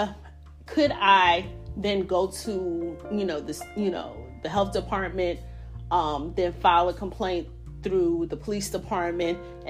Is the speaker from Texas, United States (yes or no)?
no; New York, United States; now in North Carolina, United States; I did my home state of New York, not specifically New York City, but the state of New York